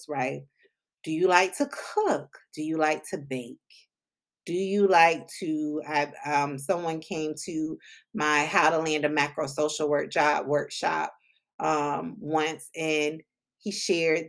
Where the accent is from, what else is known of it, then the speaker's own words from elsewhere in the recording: Palm Beach County, South Florida, United States; I'm originally from South Florida, Palm Beach County, 561